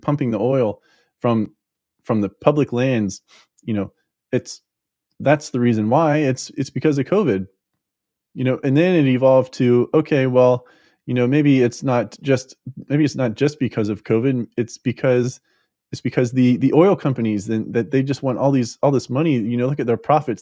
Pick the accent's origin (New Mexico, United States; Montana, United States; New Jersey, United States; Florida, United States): Florida, United States; I'm from Florida